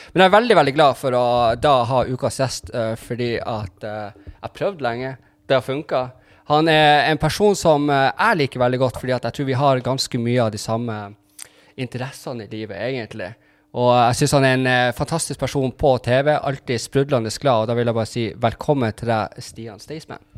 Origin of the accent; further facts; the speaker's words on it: Tromsø and Berlevåg, Troms og Finnmark, Norway; jeg er jo egentlig fra Tromsø og Berlevåg